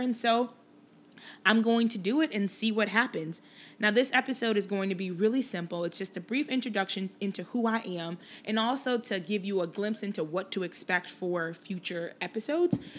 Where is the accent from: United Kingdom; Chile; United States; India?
United States; Chicago, Illinois; also born or lived in Liberia; I spent most of my childhood here in the Chicagoland area, uh, grew up in Rogers Park and then did high school in the suburbs